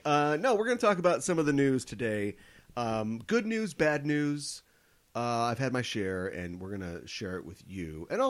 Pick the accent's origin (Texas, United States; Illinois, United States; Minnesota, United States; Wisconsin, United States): Minnesota, United States; Lived here my entire life.